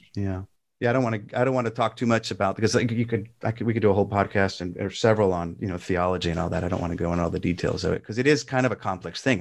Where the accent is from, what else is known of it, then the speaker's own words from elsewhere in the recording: Southern California, United States; moved away as an adult; also born or lived in Spotswood, New Jersey / Toms River, New Jersey; I was a Protestant growing up in Southern California